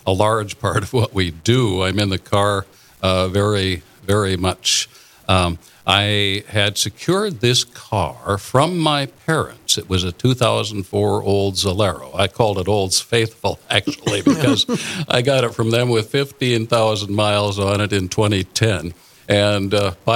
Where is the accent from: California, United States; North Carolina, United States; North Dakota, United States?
North Dakota, United States; Lisbon; I was raised in Lisbon, North Dakota, so I'm a local boy.